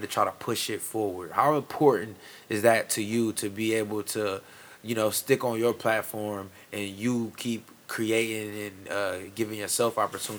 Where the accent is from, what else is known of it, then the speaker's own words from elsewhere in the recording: Fremont, Ohio, United States; now in Sandusky, United States; I'm from Fremont initially. I was born in Fremont.